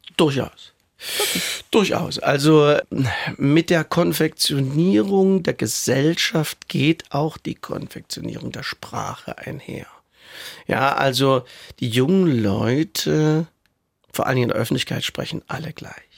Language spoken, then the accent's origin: German; Saxony, Germany; accent: Saxon; das Sächsisch, was ich spreche, ist zwar Sächsisch, aber sehr gut verständlich